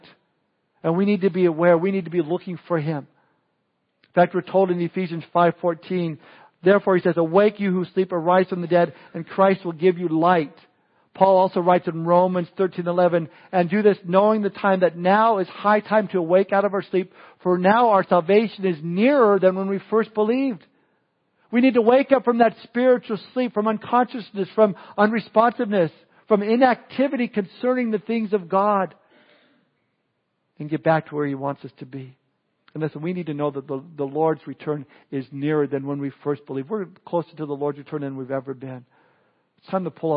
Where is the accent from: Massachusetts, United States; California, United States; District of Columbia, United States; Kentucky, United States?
California, United States; Southern; Growing up in Southern California, I would spend my summers at the beach